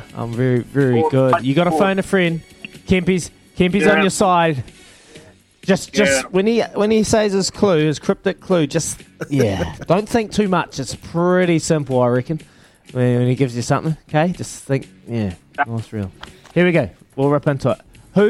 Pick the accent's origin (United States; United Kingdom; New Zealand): New Zealand; Hawke's Bay; I'm from Hawke's Bay, bro. I got a bit of flavour in me.